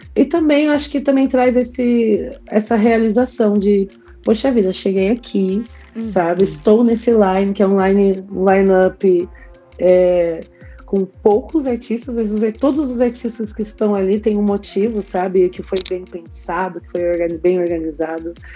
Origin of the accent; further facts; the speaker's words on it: Jacareí, São Paulo, Brazil; moved away as an adult; Quando eu saí da minha cidade, aliás, né? Saí de Jacareí e fui morar em São Paulo.